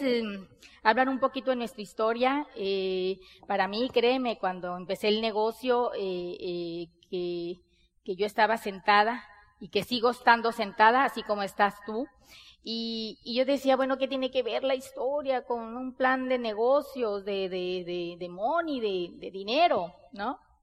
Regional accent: Sonora, Mexico; Nosotros somos mexicanos, bien mexicanas. Somos de Sonora, del norte del país de México.

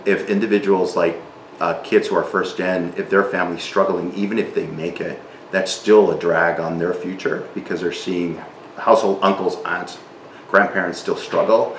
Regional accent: South Texas / Reynosa, United States; first language Spanish; English is a second language; moved away as an adult; also born or lived in McAllen, Texas; now in Milwaukee, United States; I was born in in McAllen, Texas, mm-hmm. but we lived in Reynosa

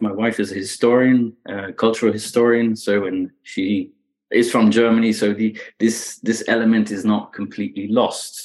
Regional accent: Belgium; English is a second language; moved away; I grew up in Belgium, right? So that's where where the, the accent comes from.

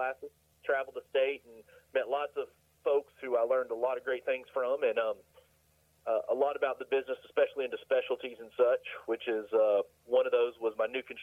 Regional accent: Asheville, North Carolina, United States; Born and raised here, never left. I love my mountains too much to go elsewhere.

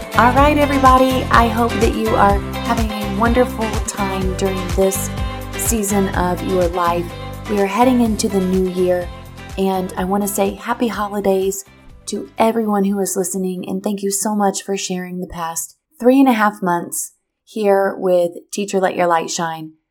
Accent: Missouri, United States; moved away as an adult; now in Florida, United States; in Missouri. That's my hometown. That is where I'm from.

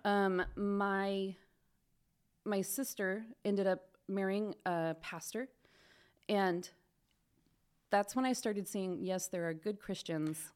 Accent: Pella, Iowa, United States; now in Spokane, United States; I grew up in Pella, Iowa

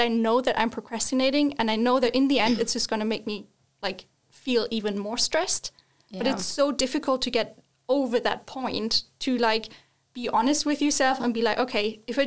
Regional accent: Northern Germany, Germany; I grew up in Germany in the northern part

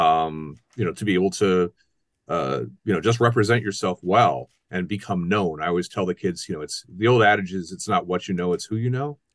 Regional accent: Ohio, United States; also born or lived in South Florida / Miami / Milwaukee; now in Wisconsin, United States; I'm originally from Ohio

